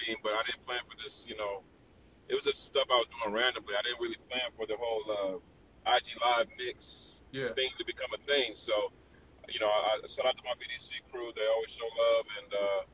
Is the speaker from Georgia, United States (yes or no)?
yes; Atlanta, Georgia, United States; now in Miami, United States; living in Miami and growing up in Atlanta